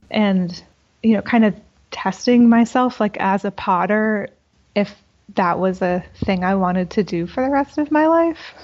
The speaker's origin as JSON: {"language": "English", "town": "Boca Raton", "region": "Florida", "country": "United States", "moved": "as an adult", "said": "I'm from South Florida in Boca Raton."}